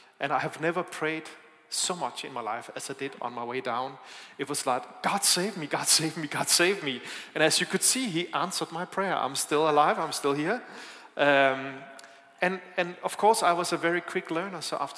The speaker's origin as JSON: {"language": "English", "country": "Denmark", "second_language": "English", "said": "It's not just the sound system, it's also my accent. I am from Denmark, I'm sorry about that."}